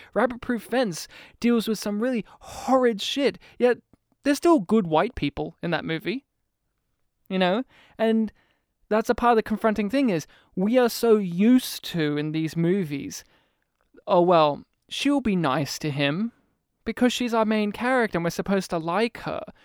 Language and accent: English; New South Wales, Australia; now in Melbourne, Australia; I'm from New South Wales.